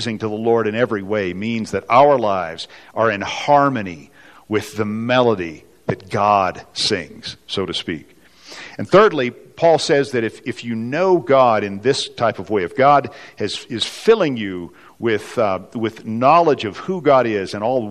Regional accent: West Texas, United States; now in Colorado, United States; I grew up in the kind of the barren oil fields of West Texas, which some of you can probably hear in my accent

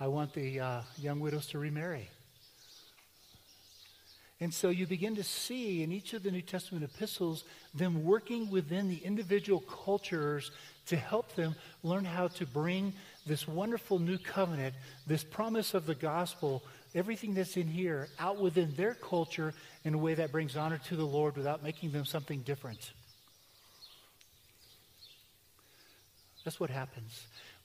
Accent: United States; I'm an American, and I'm proud to be an American

